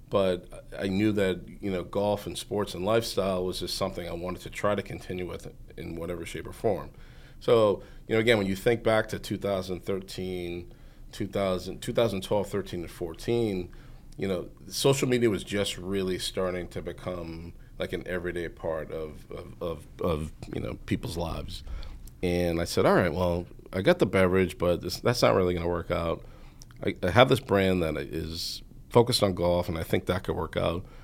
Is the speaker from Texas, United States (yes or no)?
no; Norwood, Massachusetts, United States; I grew up in Norwood, Massachusetts, so just about thirty minutes north of here